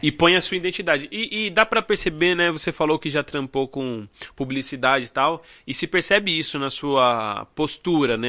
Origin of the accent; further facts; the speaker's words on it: Brazil; aqui no Brasil a gente tem